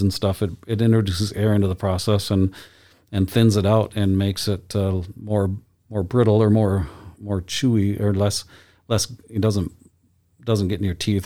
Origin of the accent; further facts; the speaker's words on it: Lansing, Michigan, United States; now in Boise, United States; I grew up in, in Michigan in my hometown of Lansing